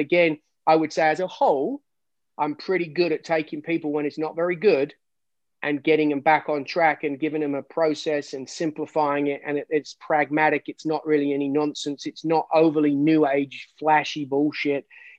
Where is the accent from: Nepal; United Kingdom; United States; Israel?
United Kingdom; England; I'm English.